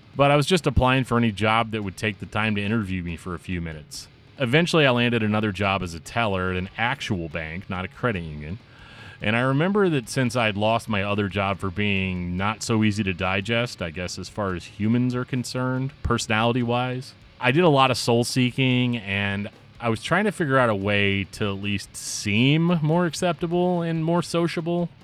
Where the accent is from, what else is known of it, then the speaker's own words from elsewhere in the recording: Imperial, Missouri, United States; my hometown of Imperial, Missouri